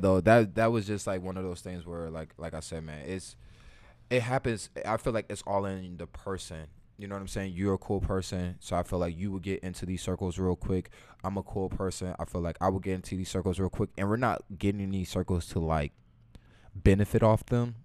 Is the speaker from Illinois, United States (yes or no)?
yes; Chicago, Illinois, United States; I'm from Chicago